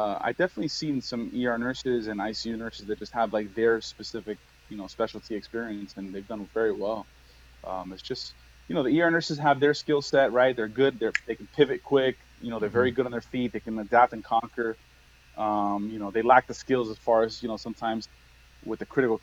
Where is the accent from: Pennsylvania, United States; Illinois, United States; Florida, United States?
Florida, United States; Miami; also born or lived in New York; I grew up in Miami